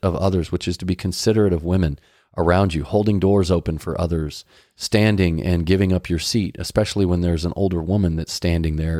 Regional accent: Dallas, Texas, United States; we grew up in Dallas

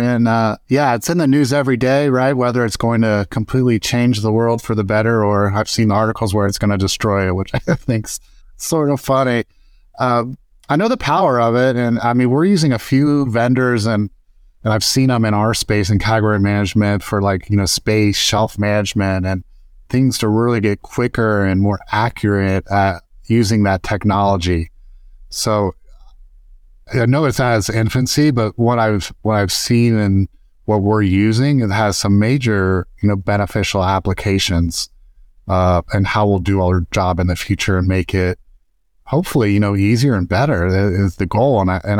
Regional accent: Dayton, Ohio, United States; also born or lived in Arkansas; now in Cincinnati, United States; So I'm originally from Dayton, Ohio. I currently live in Cincinnati. We've been here for about 8 years. I've lived around the state a little bit. I did live in Arkansas, in Bentonville area and Fayetteville area

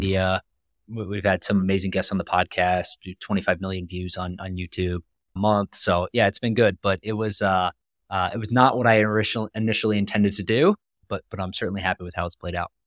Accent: North Carolina, United States; I grew up in North Carolina

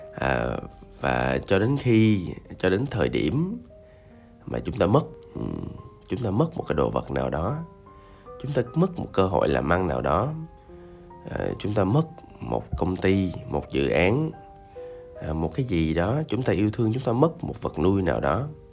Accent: Da Lat, Lam Dong, Vietnam; moved away; tôi dừng làm việc ở quê tôi là ở Đà Lạt

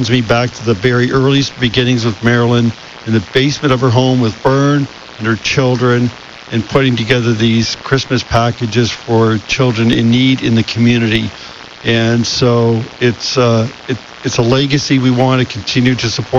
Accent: Halifax, Nova Scotia, Canada; moved away as an adult; now in Victoria, Canada; I was born and raised in Halifax

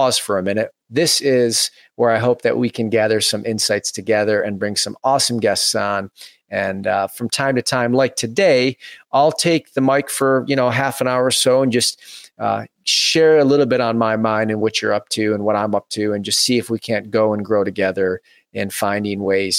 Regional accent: Farmington, Michigan, United States; Having been born and raised in the Metro Detroit suburbs, Farmington, Michigan, to be specific, grew up in a family of six total

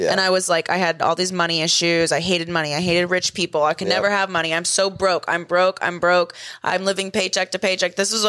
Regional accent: Boston, Massachusetts, United States; We're from Boston.

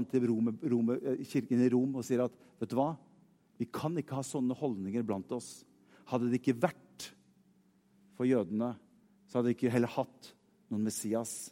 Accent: Norway; Jeg er nordmann.

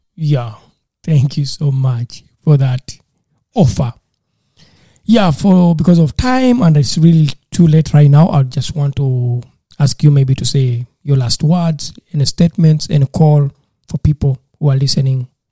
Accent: Uganda; I was from Uganda

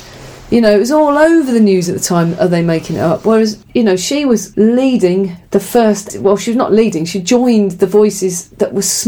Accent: England, United Kingdom; we're English

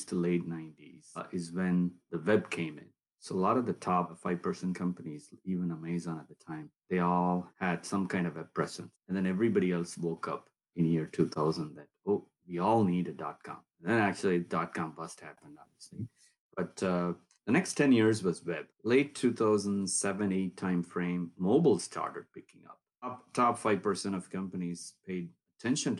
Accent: Erode, Tamil Nadu, India; also born or lived in Bangalore; I grew up in South India, place south of Coimbatore called Erode. Pretty small town.

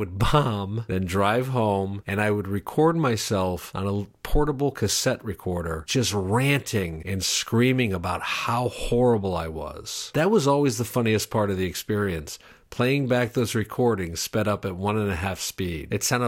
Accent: Schenectady, New York, United States; born there; I was born in 1971 in Schenectady, New York.

